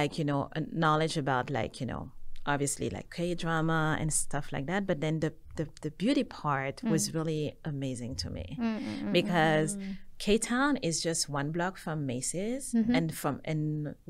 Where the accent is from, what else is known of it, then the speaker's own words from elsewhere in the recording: Senegal; also born or lived in Paris, France / New York, United States; now in Korea; Mm-hmm. I was born in Paris. I'm originally from Senegal. Mm-hmm. I lived in New York for over 10 years, and then I moved to Korea.